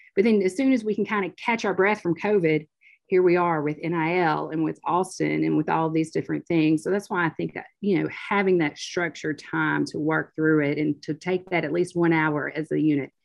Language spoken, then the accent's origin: English; Oxford, Mississippi, United States; growing up in Oxford